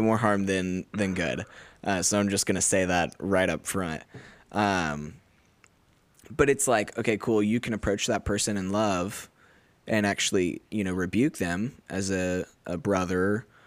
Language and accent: English; United States; moved away as an adult; now in Australia